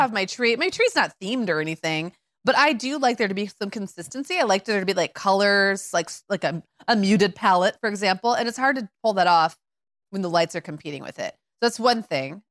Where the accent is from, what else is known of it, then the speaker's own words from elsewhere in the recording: Midwest, United States; as a Midwesterner